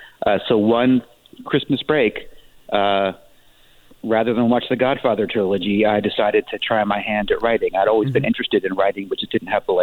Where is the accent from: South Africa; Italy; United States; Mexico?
United States; West Virginia; born there; also born or lived in San Diego / Joplin, Missouri; now in Palm Springs, United States; I moved around a lot. I was born in West Virginia. I spent significant time, like one of the characters actually, in San Diego before moving to Joplin, Missouri